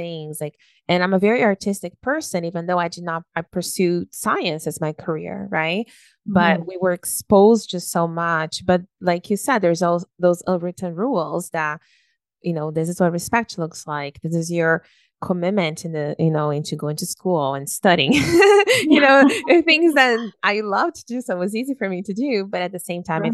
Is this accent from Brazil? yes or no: yes; Brazil; now in Canada; we're from Brazil